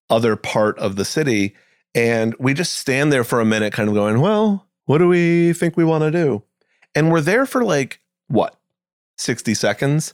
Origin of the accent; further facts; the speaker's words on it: New England, United States; I grew up in New England